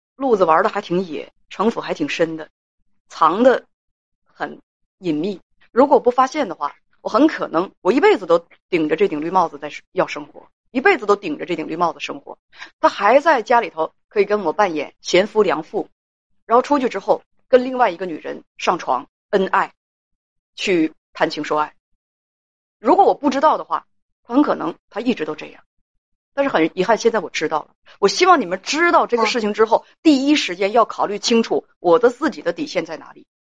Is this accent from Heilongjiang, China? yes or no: yes; Heilongjiang, China; 包括我们黑龙江人也有好样儿的，也有不怎么着的